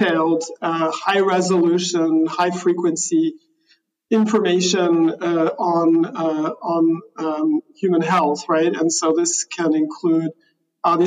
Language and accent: English; Switzerland; I grew up in Switzerland